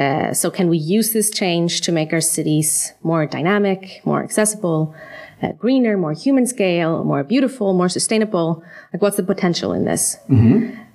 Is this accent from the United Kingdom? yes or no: no; Sweden; moved away as an adult; also born or lived in United States / New York; now in Copenhagen, Denmark; I'm from Sweden, uh, where I was trained as an architect.